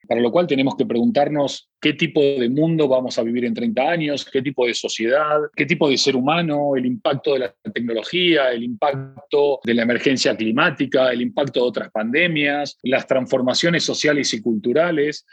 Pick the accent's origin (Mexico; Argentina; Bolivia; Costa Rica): Argentina; como somos argentinos